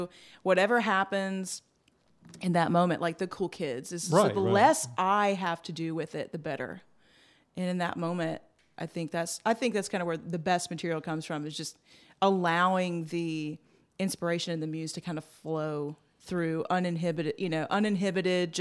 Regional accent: just outside of Atlanta, Georgia, United States; now in Nashville, United States; I grew up in Georgia, just outside of Atlanta

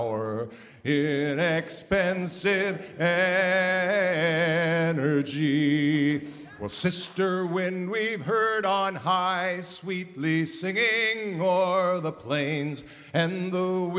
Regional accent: Minnesota, United States; I am indeed from Minnesota

